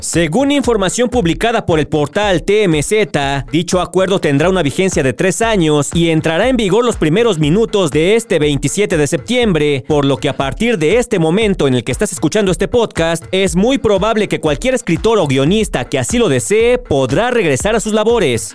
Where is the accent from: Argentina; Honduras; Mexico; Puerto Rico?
Mexico; Cotija, Michoacán; aquí en mi pueblo